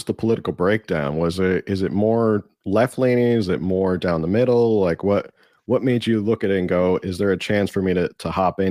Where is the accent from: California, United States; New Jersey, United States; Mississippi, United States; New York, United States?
New Jersey, United States; now in Pacific Beach, San Diego, United States; Originally I'm from New Jersey, but right now I'm in PB right now.